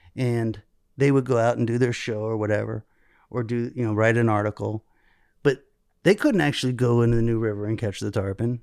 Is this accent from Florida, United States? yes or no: yes; South Florida, United States; I grew up in South Florida